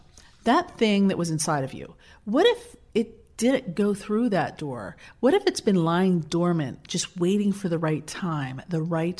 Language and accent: English; New Jersey, United States; I'm from South Jersey, where I grew up listening to stories about the Jersey Devil